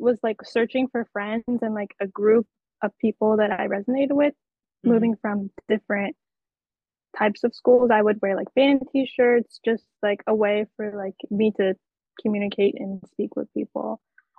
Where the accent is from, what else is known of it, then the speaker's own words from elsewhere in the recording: Pennsylvania, United States; now in New York, United States; I'm Pennsylvania.